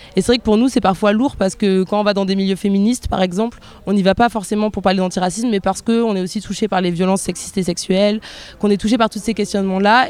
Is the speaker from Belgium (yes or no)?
no; near Bordeaux, Nouvelle-Aquitaine, France; moi je suis née en France, je suis née près de Bordeaux